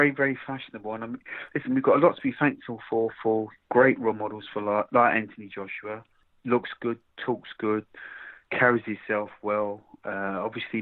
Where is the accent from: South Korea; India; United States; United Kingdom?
United Kingdom; Croydon, London; Croydon is my hometown.